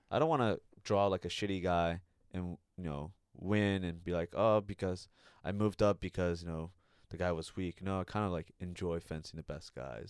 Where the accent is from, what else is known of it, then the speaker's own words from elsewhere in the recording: Redwood City, California, United States; I lived there for ten plus years. You know, that's my hometown